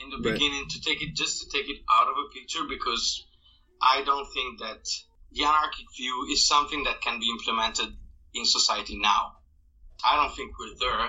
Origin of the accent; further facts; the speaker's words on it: northern Italy, Italy; English is a second language; the area of Italy I grew up in is where all the fighting happened during World War II, during the Nazi occupation of the north of Italy